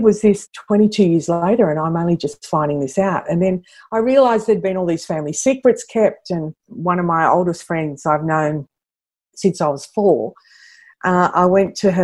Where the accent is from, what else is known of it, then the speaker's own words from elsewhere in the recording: Sydney, New South Wales, Australia; I grew up in Western Sydney